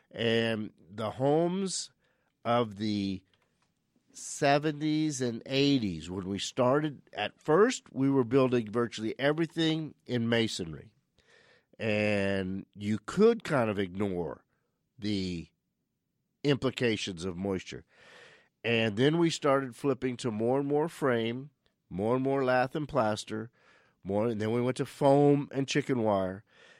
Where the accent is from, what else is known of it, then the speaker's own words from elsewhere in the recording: Louisiana, United States; now in Phoenix, United States; We're from South Louisiana. We've landed in Phoenix in 1965. But still a lot of family back on the Southeast Coast and the Gulf Coast.